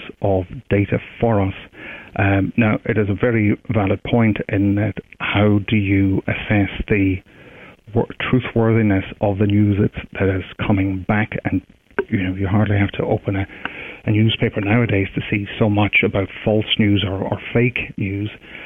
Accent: Derry, Northern Ireland, United Kingdom; also born or lived in Edinburgh; I'm from Derry in the north

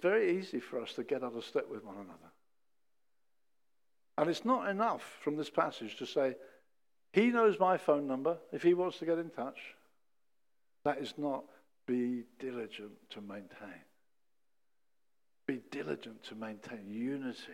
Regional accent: England, United Kingdom; we as English people got a plummy verse

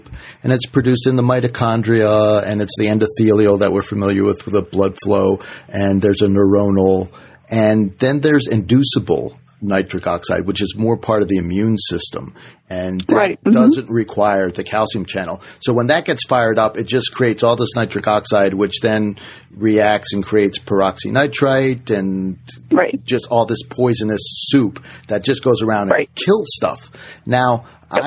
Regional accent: Washington, District of Columbia, United States; I grew up in Washington, D.C.

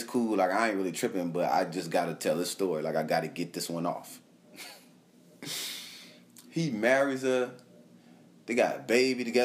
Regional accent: California, United States; I'm from California, too

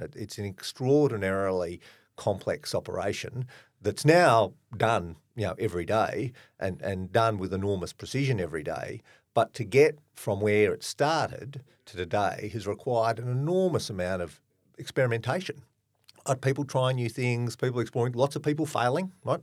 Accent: Australia; I'm clearly Australian

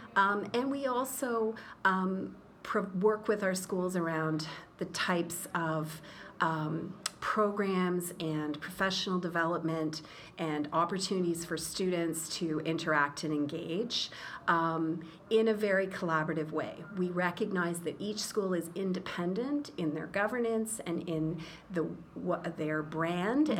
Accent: Brockville, Ontario, Canada; moved away as an adult; also born or lived in Rabat, Morocco; now in Toronto, Canada; I was born in Brockville

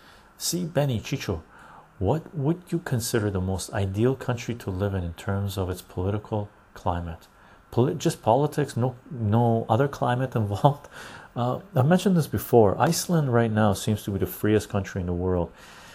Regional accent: Canada; also born or lived in Vancouver; now in Victoria, Canada; for me as a Canadian, Canada is the best place to be.

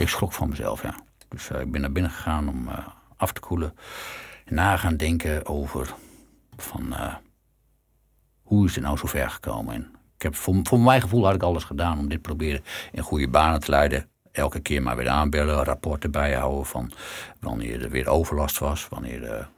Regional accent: Netherlands; we zijn Nederlanders

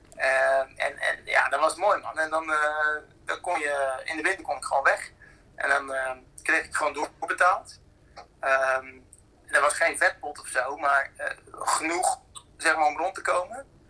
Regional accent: Netherlands; wij dan als Nederlanders

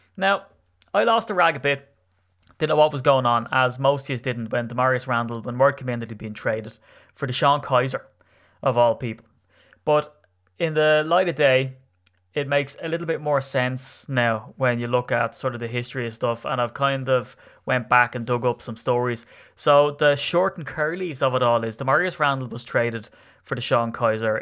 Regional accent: Ireland; as an Irishman

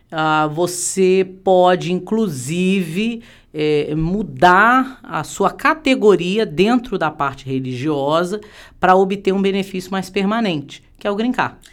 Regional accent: Brazil; now in United States; somos brasileiros

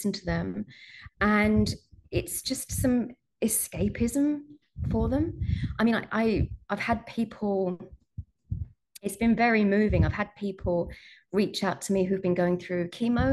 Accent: United Kingdom; I'm British

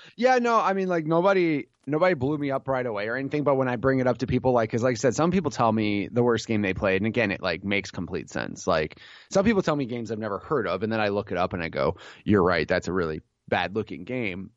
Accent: Illinois, United States; I grew up in Illinois

